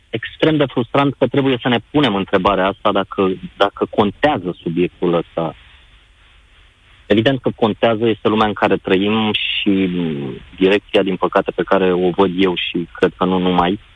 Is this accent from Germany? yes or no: no; Constanța, Constanța County, Romania; Eu nu sunt din București, sunt din Constanța